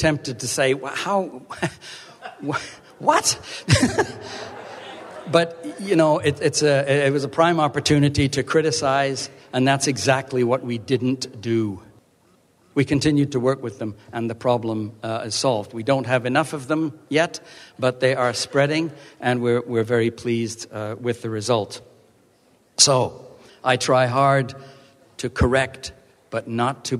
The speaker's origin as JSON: {"language": "English", "area": "Vancouver Island", "region": "British Columbia", "country": "Canada", "tie": "born or raised there", "said": "my hometown on Vancouver Island"}